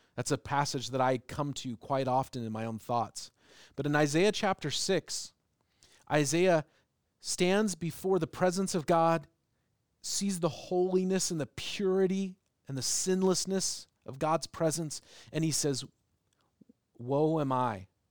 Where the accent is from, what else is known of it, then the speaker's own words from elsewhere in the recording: United States; also born or lived in England; I was from America